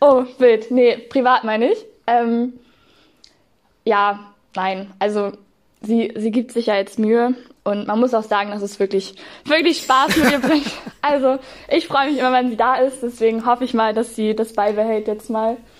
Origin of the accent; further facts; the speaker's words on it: Northern Germany, Germany; moved away as an adult; also born or lived in Segeberg district / Hanover; wir kommen tatsächlich alle ursprünglich aus dem Norden